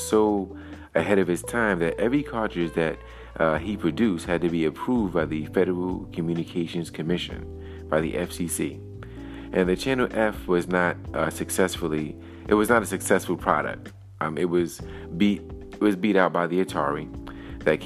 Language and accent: English; New York City, New York, United States; my hometown in Brooklyn, New York City.